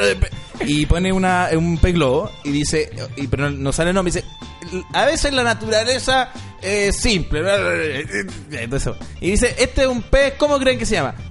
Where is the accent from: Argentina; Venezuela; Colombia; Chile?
Chile; Me formaron como persona, eh, como humano, como chileno